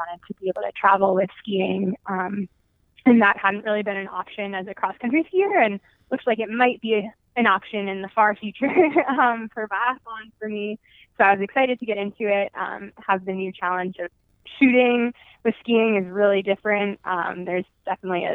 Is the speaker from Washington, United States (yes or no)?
no; Lake Placid, New York, United States; growing up in Lake Placid